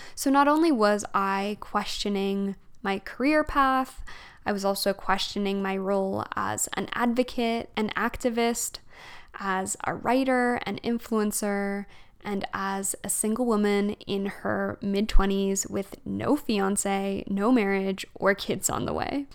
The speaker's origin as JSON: {"language": "English", "region": "Alberta", "country": "Canada", "tie": "born or raised there", "also_born_or_lived": "Fredericton, New Brunswick / Montreal", "moved": "as an adult", "lives_now": "Calgary, Canada", "said": "I'm actually from Alberta and I grew up in Alberta"}